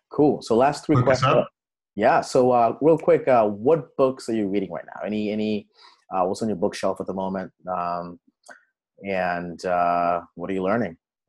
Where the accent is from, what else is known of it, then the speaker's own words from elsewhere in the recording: Kenya; moved away; because I'm from Kenya originally.